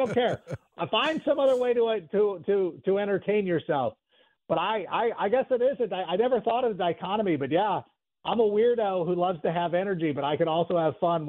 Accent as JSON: {"language": "English", "region": "Illinois", "country": "United States", "tie": "born there", "said": "I was born in Schaumburg or Park Ridge."}